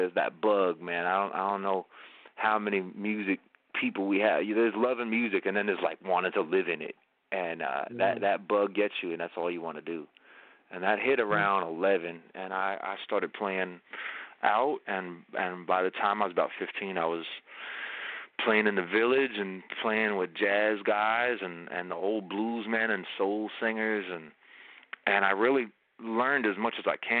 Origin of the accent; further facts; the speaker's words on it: Long Island, New York, United States; I'm from Long Island